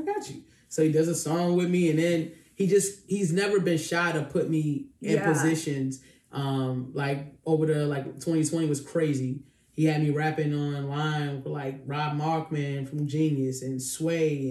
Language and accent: English; Virginia, United States; I'm from Virginia